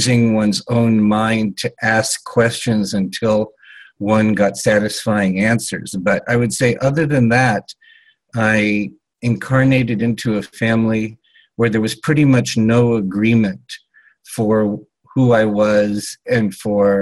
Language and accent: English; Los Angeles, California, United States; I was born in 1956 in Los Angeles, California, to two Western European agnostic intellectuals